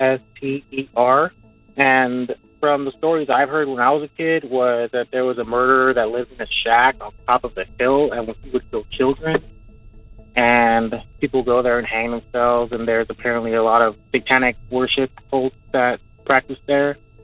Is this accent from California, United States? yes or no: yes; West Covina, California, United States; now in North Carolina, United States; from North Carolina. I want to bring up my hometown legend from West Covina, California.